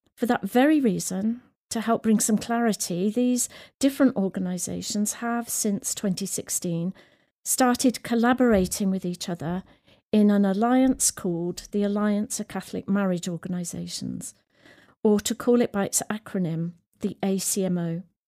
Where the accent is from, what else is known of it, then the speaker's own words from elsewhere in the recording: the Midlands, England, United Kingdom; also born or lived in Sierra Leone; I grew up in the Midlands